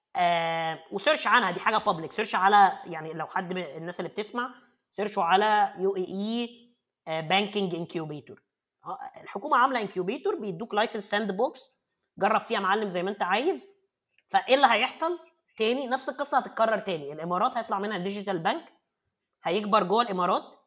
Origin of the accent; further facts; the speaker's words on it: Egypt; moved away as an adult; now in Germany; وأنا نفسي طالع من مصر، أنا يعني ما، ما اتولدتش هنا.